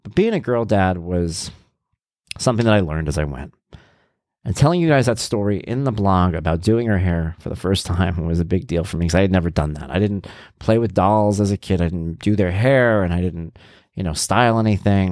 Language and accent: English; Long Island, New York, United States; we're from Long Island.